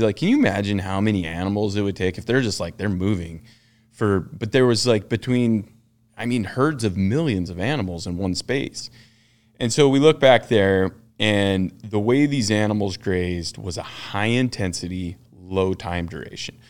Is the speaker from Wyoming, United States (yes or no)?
yes; Ten Sleep, Wyoming, United States; I'm, uh, basically born and raised in Ten Sleep, Wyoming